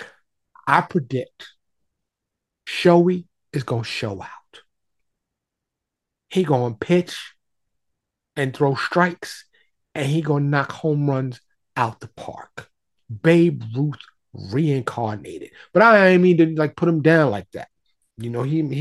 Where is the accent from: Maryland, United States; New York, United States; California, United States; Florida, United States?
New York, United States; New York City; now in Dallas, United States; I'm from New York, born and raised in New York, still in touch with a lot of my New York peoples